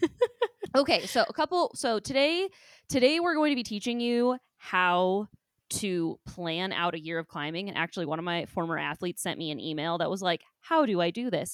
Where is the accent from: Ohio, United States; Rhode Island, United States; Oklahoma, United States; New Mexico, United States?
Ohio, United States; born and raised in Ohio